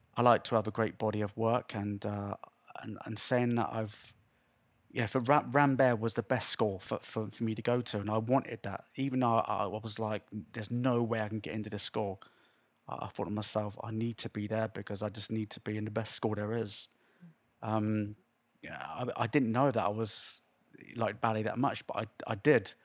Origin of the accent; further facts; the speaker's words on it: Swindon, South West England, United Kingdom; moved away as an adult; also born or lived in London / Las Vegas / Los Angeles; I lived here all my life